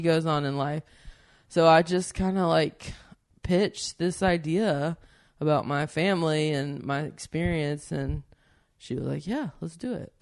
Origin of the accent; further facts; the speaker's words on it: the South, United States; moved away as an adult; I come from the South, and there's a lot of storytellers there